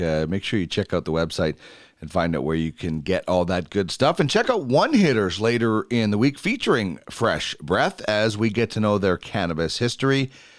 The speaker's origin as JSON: {"language": "English", "region": "Manitoba", "country": "Canada", "tie": "born or raised there", "moved": "yes", "lives_now": "Edmonton, Canada", "said": "growing up in Manitoba"}